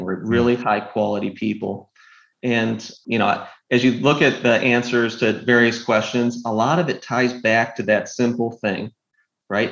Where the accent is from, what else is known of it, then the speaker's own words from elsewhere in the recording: Northville, Michigan, United States; moved away as an adult; now in Austin, United States; I grew up in a small town called Northville